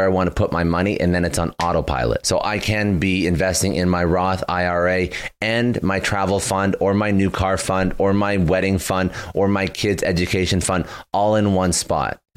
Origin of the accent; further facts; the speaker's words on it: Toronto, Ontario, Canada; I'm originally from Toronto. Well, I'm Canadian. I'm from Toronto